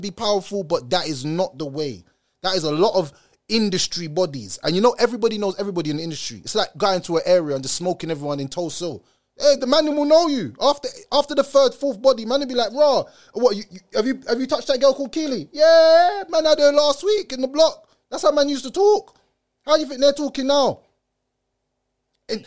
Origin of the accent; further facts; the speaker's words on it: Jamaica; I come from Jamaica